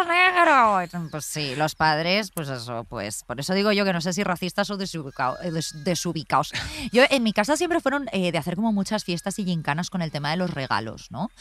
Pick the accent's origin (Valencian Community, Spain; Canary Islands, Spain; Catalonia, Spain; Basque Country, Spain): Valencian Community, Spain; Alfafar; moved away; also born or lived in Madrid; yo aunque me haya criado a en Valencia, en Alfafar